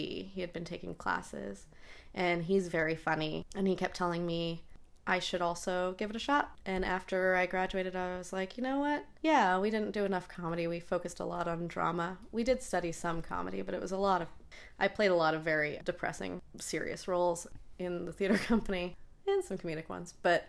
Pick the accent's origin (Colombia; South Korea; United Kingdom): United Kingdom; England; also born or lived in United States; I was not born there. I moved to England when I was 3 years old.